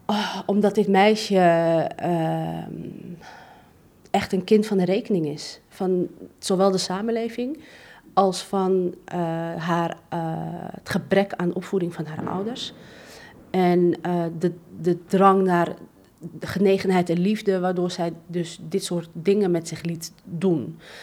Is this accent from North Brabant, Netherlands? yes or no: no; Amsterdam, North Holland, Netherlands; ik ben gewoon opgegroeid in Amsterdam-West.